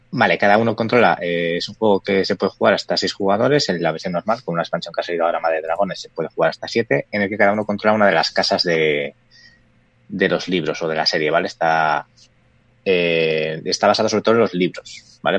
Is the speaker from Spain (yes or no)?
yes; Valladolid, Castile and León, Spain; somos de Valladolid